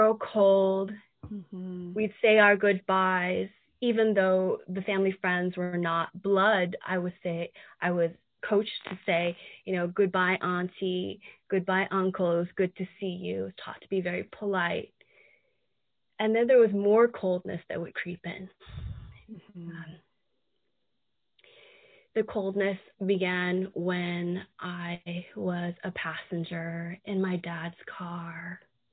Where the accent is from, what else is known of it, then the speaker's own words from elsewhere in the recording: San Francisco, California, United States; moved away as an adult; now in Atlanta, United States; a Chinese American child growing up in the San Francisco area. Your parents, if they're from Hong Kong, they would take you to tea houses, dim sum places, maybe San Francisco, maybe somewhere in Kearney Street in the middle of Chinatown, or maybe Oakland Chinatown. And that was my experience.